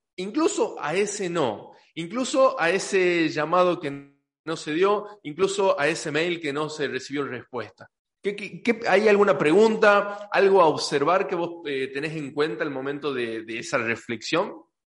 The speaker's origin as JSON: {"language": "Spanish", "region": "Tucumán", "country": "Argentina", "accent": "tucumano", "said": "soy tucumano, ya de por sí me como las S. Entonces trato de no hablar tan tucumano en los episodios"}